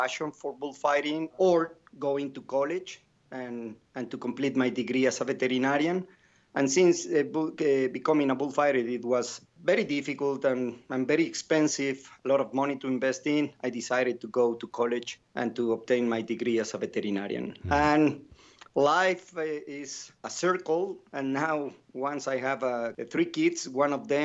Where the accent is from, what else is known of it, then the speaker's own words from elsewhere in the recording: Mexico City, Mexico; moved away; I was raised, born and raised in Mexico City.